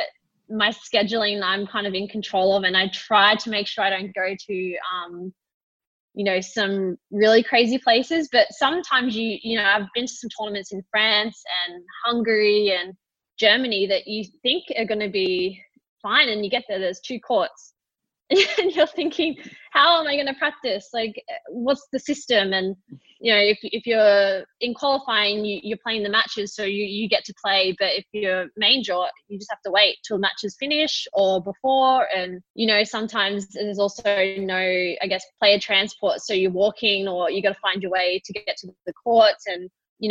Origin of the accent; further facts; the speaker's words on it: Australia; being Australian